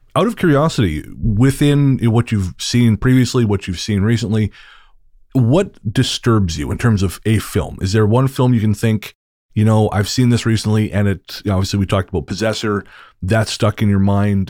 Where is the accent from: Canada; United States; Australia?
Canada; I'm a, I'm a, also a Canadian author